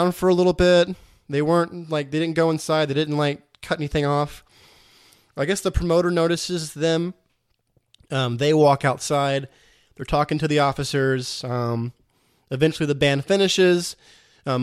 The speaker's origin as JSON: {"language": "English", "region": "West Virginia", "country": "United States", "moved": "yes", "lives_now": "Texas, United States", "said": "I'm actually from West Virginia"}